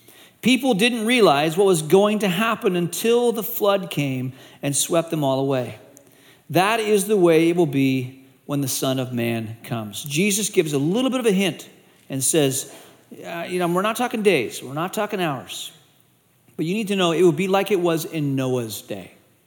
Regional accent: Malaysia; And I grew up in Asia. I went to boarding school in Malaysia.

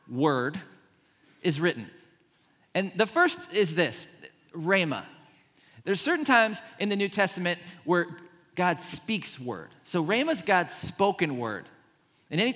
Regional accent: Pittsburgh, Pennsylvania, United States; I grew up in Pittsburgh

